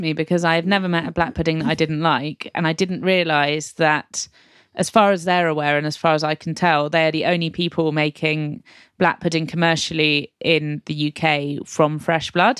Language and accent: English; England, United Kingdom; I am, I'm afraid English